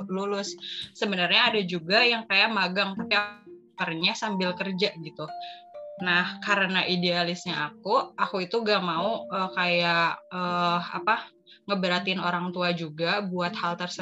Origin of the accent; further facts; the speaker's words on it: Sukabumi, West Java, Indonesia; also born or lived in Jakarta; Aku tuh lahirnya di Jakarta, tapi tiba-tiba kenapa harus tinggal di Sukabumi gitu.